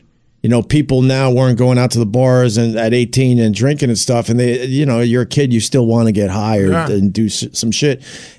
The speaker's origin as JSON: {"language": "English", "town": "Huntington", "region": "New York", "country": "United States", "tie": "born or raised there", "said": "I grew up in Huntington"}